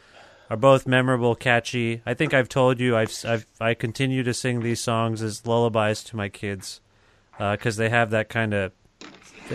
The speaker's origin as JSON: {"language": "English", "country": "Canada", "lives_now": "Guelph, Canada", "said": "as a Canadian"}